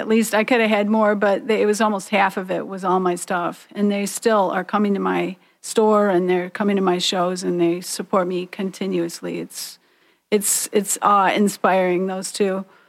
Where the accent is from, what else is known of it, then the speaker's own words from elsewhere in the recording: Detroit, Michigan, United States; here in Detroit, um, my hometown